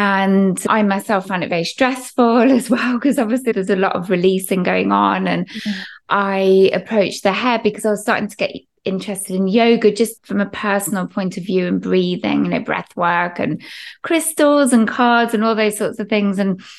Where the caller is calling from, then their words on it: England, United Kingdom; So I'm actually in the heart of England, UK.